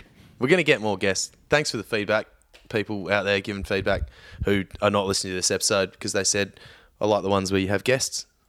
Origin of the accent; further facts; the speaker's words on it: Victoria, Australia; I grew up in Victoria